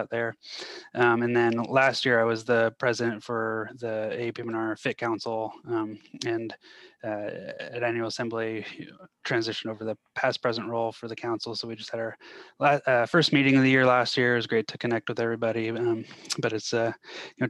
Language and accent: English; Seattle, Washington, United States; moved away as an adult; also born or lived in Colorado Springs, Colorado / Fort Worth, Texas; I'm originally from the Seattle area